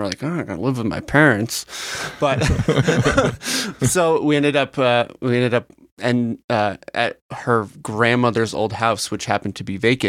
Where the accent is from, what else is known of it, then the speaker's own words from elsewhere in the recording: Vermont, United States; moved away as an adult; also born or lived in Boston / New York / Bowie, Maryland; now in Nashville, United States; I'm from Vermont originally.